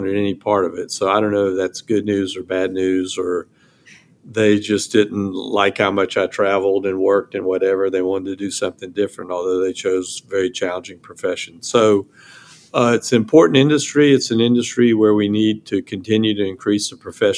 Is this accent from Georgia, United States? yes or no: yes; Savannah, Georgia, United States; now in Charleston, United States; I'm from Savannah, and my father was the number two guy at the Georgia Ports Authority